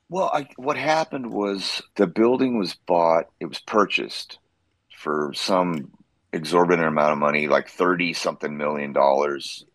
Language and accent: English; Central Coast, California, United States; moved away as an adult; also born or lived in Santa Maria, California / Los Osos, California / Atascadero, California / Bakersfield, California; now in Nashville, United States; I was born and raised in California. I was born on the Central Coast, a city called Santa Maria